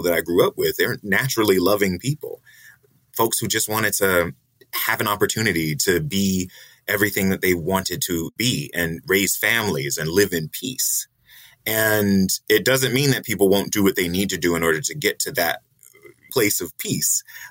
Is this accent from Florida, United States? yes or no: yes; Jacksonville, Florida, United States; moved away; also born or lived in Washington, D.C. / Colombia / Sao Paulo; I grew up in Jacksonville in the 80s